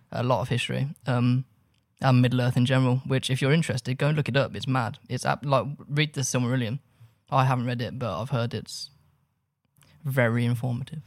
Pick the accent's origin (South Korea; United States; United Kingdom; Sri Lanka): United Kingdom; Birmingham, West Midlands; I grew up in Birmingham